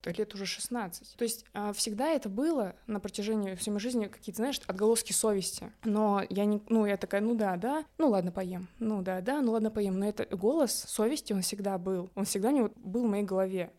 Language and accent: Russian; Bishkek, Kyrgyzstan; moved away; also born or lived in Kaluga, Russia; мы из Киргизии, мы родились в Киргизии, в Бишкеке